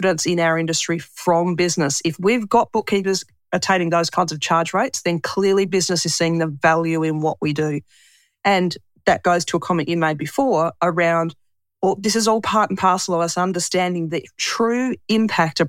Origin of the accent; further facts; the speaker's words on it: Tasmania, Australia; moved away as an adult; I come from Tasmania